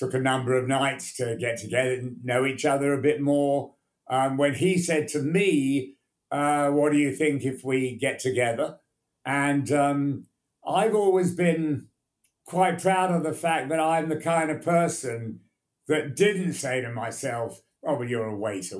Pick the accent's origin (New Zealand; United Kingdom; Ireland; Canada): United Kingdom; England; also born or lived in United States; I always felt I was English